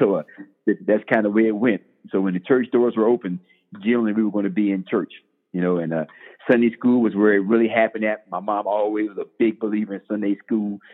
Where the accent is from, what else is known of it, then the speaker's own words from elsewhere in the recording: Bladenboro, North Carolina, United States; moved away; I'm originally from Bladenboro, North Carolina, one small, uh, one stop light town in North Carolina